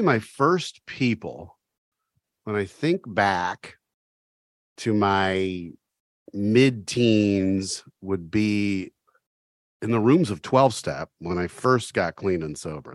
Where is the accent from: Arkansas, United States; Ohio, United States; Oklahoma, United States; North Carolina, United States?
Ohio, United States; Oxford; I grew up in Oxford